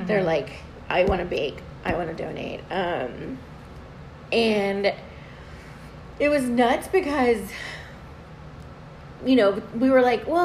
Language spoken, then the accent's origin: English; the Valley, Texas, United States; I'm from the Valley